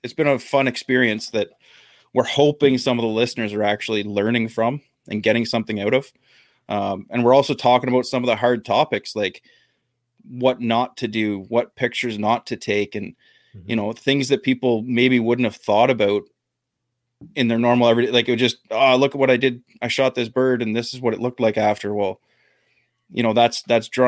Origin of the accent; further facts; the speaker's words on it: Ontario, Canada; we're both from Ontario, Canada